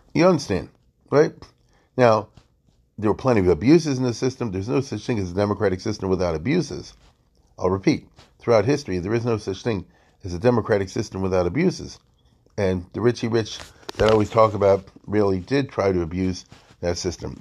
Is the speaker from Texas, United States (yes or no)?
no; Baltimore, Maryland, United States; I'm from Baltimore